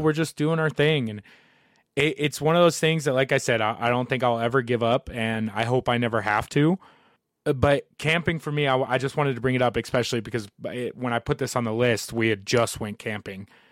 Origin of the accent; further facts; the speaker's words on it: Southern Indiana, United States; moved away as an adult; now in Colorado, United States; growing up in Southern Indiana